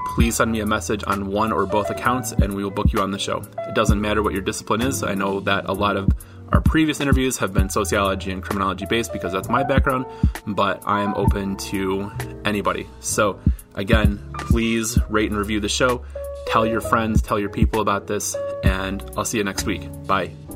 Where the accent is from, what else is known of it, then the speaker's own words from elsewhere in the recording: Detroit, Michigan, United States; I grew up I grew up outside of Detroit